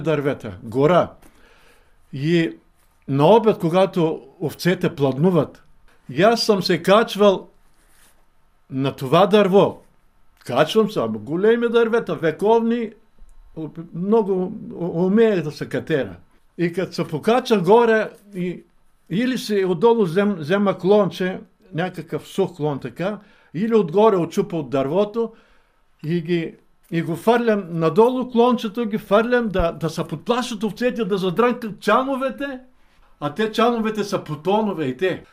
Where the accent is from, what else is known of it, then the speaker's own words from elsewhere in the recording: Rhodope Mountains, Bulgaria; По-рано в Родопите имахме голямо стадо овце, много ливади, гори